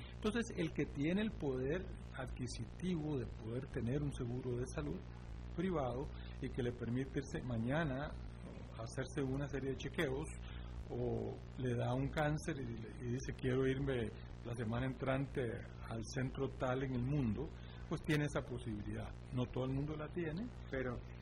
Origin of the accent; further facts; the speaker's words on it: Costa Rica; somos bendecidos como costarricenses